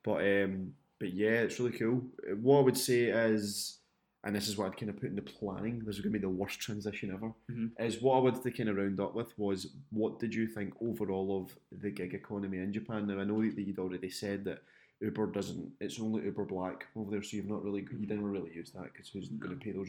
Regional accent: Scotland, United Kingdom; I'm Scottish

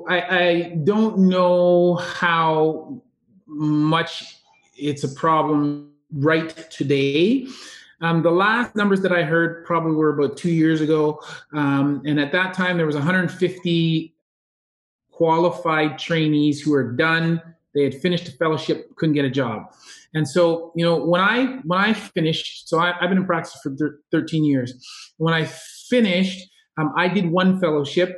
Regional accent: Kitchener, Ontario, Canada; moved away as an adult; also born or lived in Cambridge, Ontario; we're from Kitchener-Waterloo area, Cambridge, and our families are still there

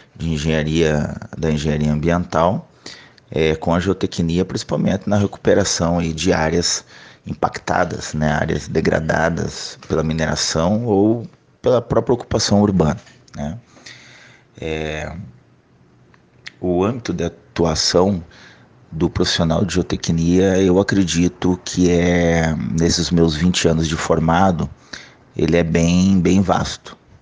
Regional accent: Santa Catarina, Brazil; moved away; also born or lived in Curitiba, Paraná / northern Brazil; eu sou catarinense

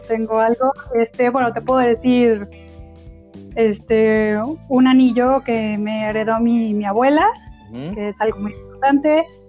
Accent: Celaya, Guanajuato, Mexico; moved away as an adult; also born or lived in Querétaro; yo nací en Celaya, Guanajuato

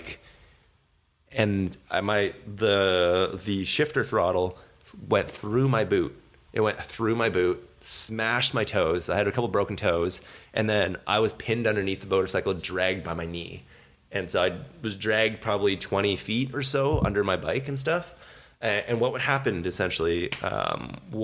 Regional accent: Canada; We're all Canadian citizens

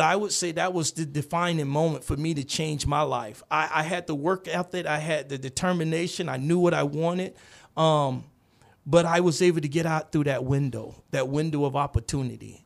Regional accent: Gainesville, Florida, United States; moved away; also born or lived in Kansas; I'm, I'm from Gainesville, Florida originally

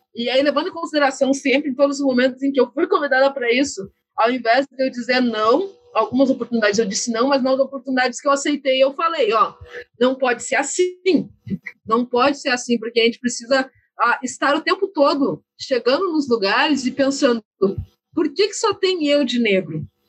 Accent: Brazil; A gente vive no Brasil

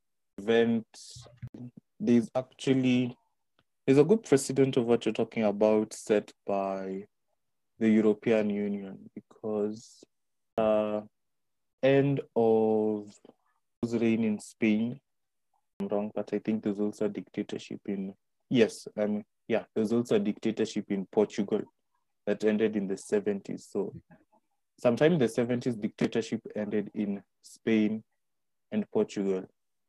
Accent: Kenya; as a Kenyan

